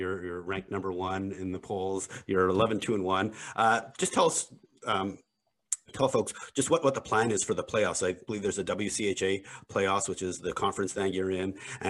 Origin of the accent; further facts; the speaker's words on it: Montreal, Quebec, Canada; I'm from Montreal